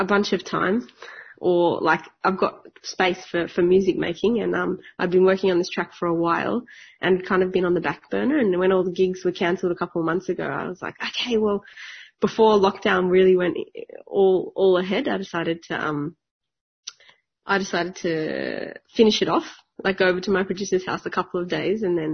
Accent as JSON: {"language": "English", "town": "Sydney", "region": "New South Wales", "country": "Australia", "tie": "born or raised there", "said": "I grew up in Western Sydney"}